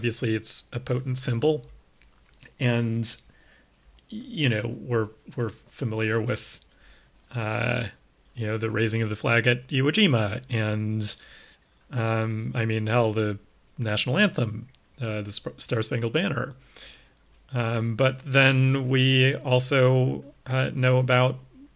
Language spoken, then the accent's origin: English; the South, United States; You and I both grew up in the South